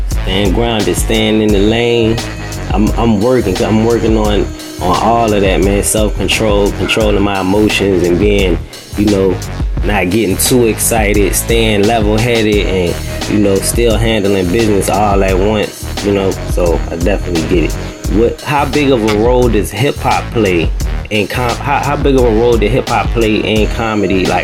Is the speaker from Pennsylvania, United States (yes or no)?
no; New York City, New York, United States; Grew up on the West Side. Okay, West Side, Manhattan.